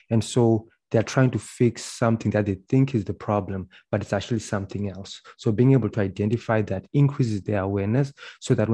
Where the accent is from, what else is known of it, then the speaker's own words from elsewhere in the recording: Zimbabwe; now in Canada; Uh, and then they won't speak to me because I'm from Zimbabwe.